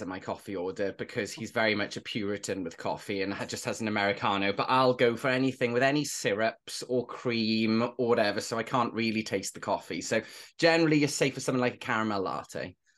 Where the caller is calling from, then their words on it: Cardiff, Wales, United Kingdom; I am phoning from Cardiff, which is in the old South Wales, the original South Wales